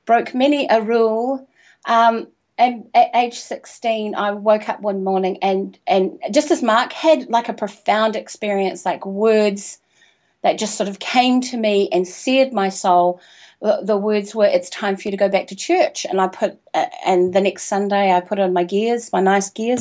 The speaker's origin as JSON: {"language": "English", "country": "New Zealand", "also_born_or_lived": "Invercargill, New Zealand", "said": "I'm from New Zealand, by the way. I live in Christchurch, which is in the South Island"}